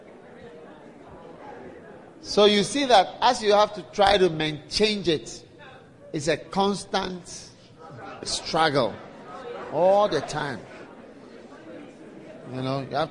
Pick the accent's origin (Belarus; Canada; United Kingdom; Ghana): Ghana; I'm predestined to be in Ghana and from Ghana